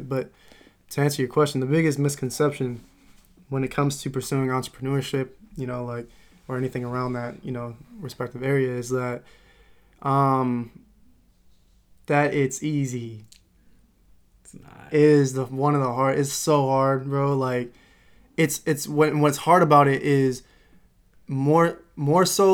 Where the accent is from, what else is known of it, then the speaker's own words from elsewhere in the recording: Modesto, California, United States; I'm coming from Modesto, California